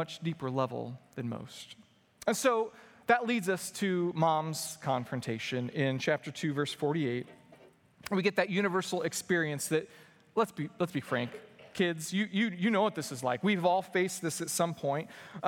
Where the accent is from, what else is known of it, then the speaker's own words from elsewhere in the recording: Indianapolis, Indiana, United States; also born or lived in Joplin, Missouri; I grew up here in Indianapolis.